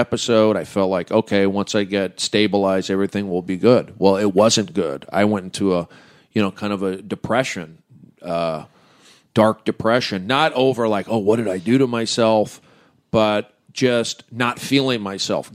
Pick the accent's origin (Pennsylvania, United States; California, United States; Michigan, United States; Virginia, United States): California, United States; the San Fernando Valley; I'm from the Valley